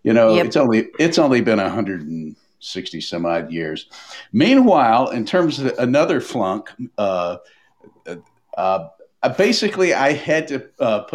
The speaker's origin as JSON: {"language": "English", "town": "Nashville", "region": "Tennessee", "country": "United States", "said": "I'm from Nashville."}